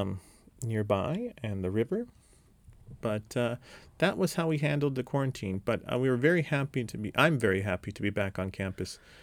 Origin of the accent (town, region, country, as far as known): United States; born or raised there; moved away